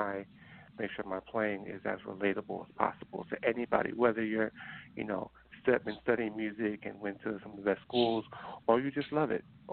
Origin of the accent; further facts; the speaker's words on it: New Jersey, United States; me growing up in New Jersey